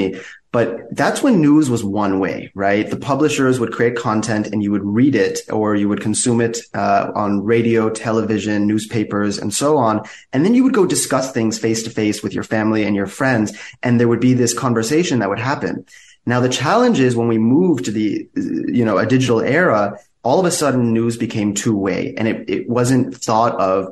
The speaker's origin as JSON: {"language": "English", "country": "United States", "tie": "born or raised there", "said": "I grew up in the U.S. with two Iranian immigrant parents"}